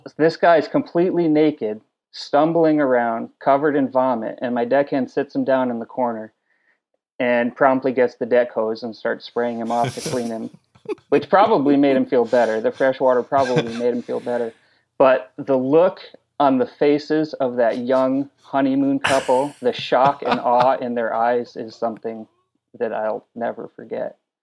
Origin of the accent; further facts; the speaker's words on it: New England, United States; moved away as an adult; also born or lived in Alaska / Key West; now in Hawaii, United States; I grew up in New England fishing inshore striped bass